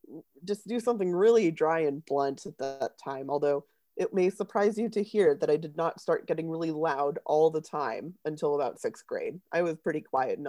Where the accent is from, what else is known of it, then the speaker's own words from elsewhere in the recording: United States; as an American